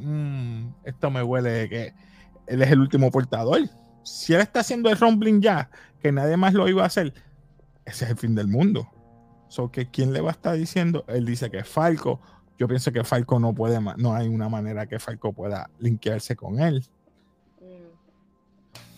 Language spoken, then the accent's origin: Spanish; Puerto Rico; somos puertorriqueños